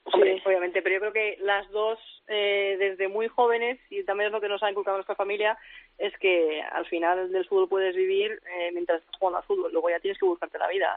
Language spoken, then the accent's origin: Spanish; Seville, Andalusia, Spain; moved away as an adult; now in Amsterdam, Netherlands; soy de Sevilla y siempre he vivido en ciudades, la verdad, con bastante calor